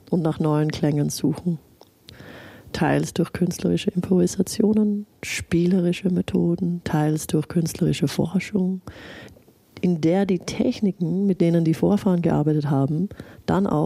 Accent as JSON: {"language": "German", "country": "Australia", "said": "In Mexiko, wie auch in Australien, wo ich herkomme, ist das Ausräuchern von Gegenständen eine gebräuchliche Zeremonie."}